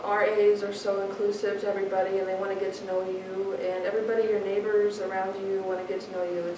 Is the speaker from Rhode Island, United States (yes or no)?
no; Omaha, Nebraska, United States; I'm from Omaha, Nebraska